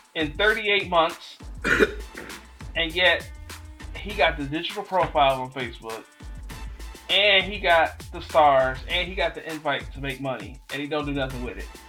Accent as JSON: {"language": "English", "town": "Detroit", "region": "Michigan", "country": "United States", "tie": "born or raised there", "moved": "yes", "said": "I grew up in Detroit. I grew up with Great White Castle"}